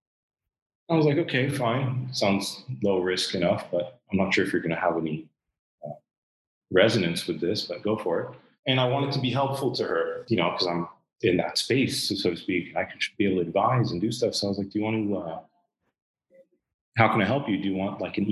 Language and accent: English; Southern California, United States; moved away as an adult; now in Dubai, United Arab Emirates; I lived in Southern California most of my life.